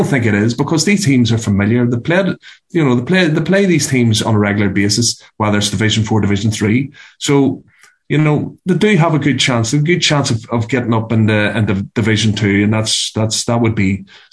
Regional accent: Antrim, Northern Ireland, United Kingdom; I'm from Antrim

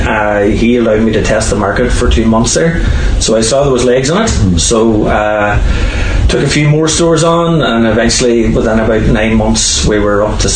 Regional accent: Lifford, County Donegal, Ireland; I'm from Lufford. I was born and reared in Lufford and went to St. Patrick's School in Morlock

